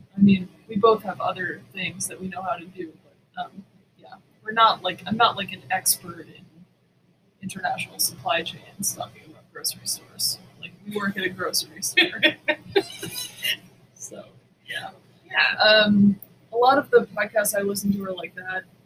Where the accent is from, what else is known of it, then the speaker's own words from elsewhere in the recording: Boston, Massachusetts, United States; I grew up in Boston. Actually, I mean, I grew up in, in Dorchester